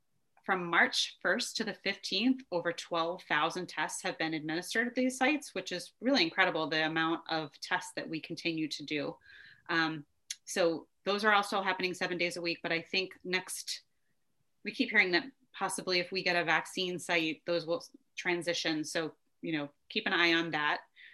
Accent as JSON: {"language": "English", "town": "Brockton", "region": "Massachusetts", "country": "United States", "tie": "born or raised there", "said": "I think the last stop of the train is in my hometown, Brockton, Mass."}